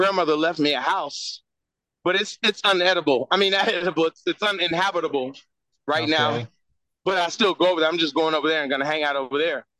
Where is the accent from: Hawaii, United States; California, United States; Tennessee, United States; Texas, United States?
Texas, United States; Houston; I grew up in Fifth Ward, especially during the 80s.